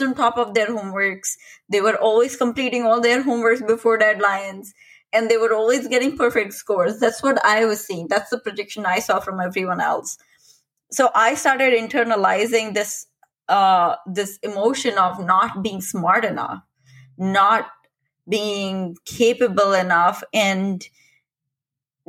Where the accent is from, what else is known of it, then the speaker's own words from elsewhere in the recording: India; I'm Indian